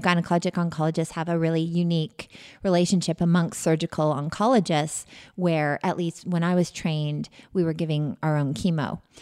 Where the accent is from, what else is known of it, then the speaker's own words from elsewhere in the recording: Canada; moved away as an adult; also born or lived in Western Massachusetts; now in United States; I'm from Canada originally.